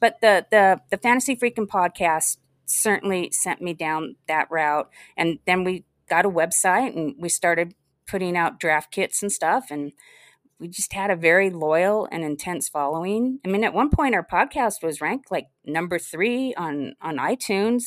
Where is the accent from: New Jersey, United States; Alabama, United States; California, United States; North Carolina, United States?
California, United States; Los Angeles; also born or lived in Salt Lake City; was pretty much born and raised in Los Angeles, a brief stint in Salt Lake City